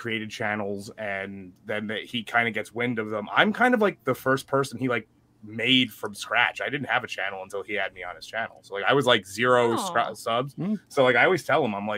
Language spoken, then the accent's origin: English; United States; also born or lived in New Jersey; We're American